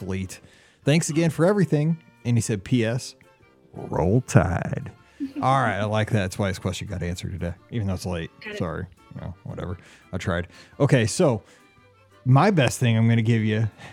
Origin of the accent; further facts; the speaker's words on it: St. Louis, Missouri, United States; I'm from St. Louis